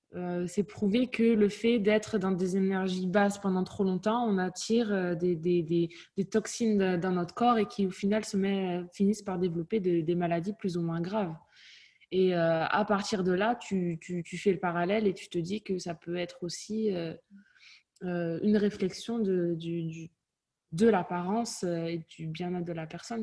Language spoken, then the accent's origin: French; Toulouse, Occitania, France; also born or lived in Cahors; now in London, United Kingdom; J'ai un accent. je viens de Toulouse. J'ai grandi à Toulouse.